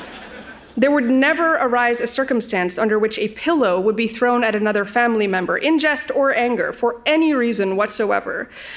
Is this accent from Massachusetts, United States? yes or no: yes; Boston, Massachusetts, United States; It might help here if I mention that Ted's family lives in Nebraska. I'm from Boston.